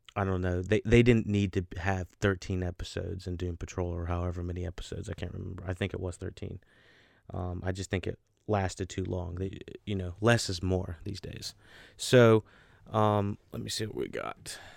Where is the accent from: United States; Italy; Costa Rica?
United States; North Carolina; North Carolina, my home state.